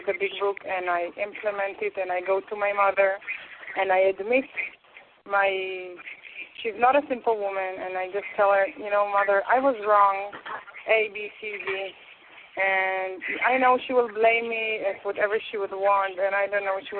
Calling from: Israel; English is a second language; I'm speaking from Israel.

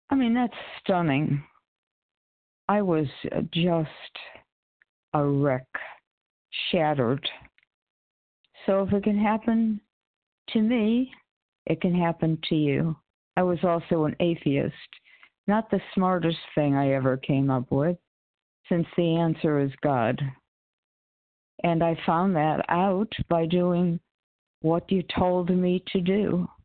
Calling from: Connecticut, United States; from Connecticut.

